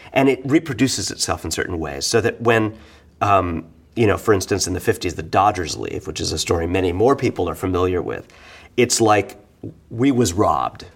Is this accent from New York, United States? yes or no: yes; New York City, New York, United States; being a New Yorker, you know, being a Bohemian, uh, growing up, you know, well, not religiously Jewish, but in kind of the cultural Jewish